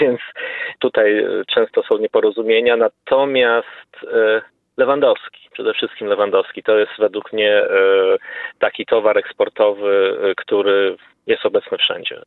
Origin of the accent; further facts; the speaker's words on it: Poland; jako Polak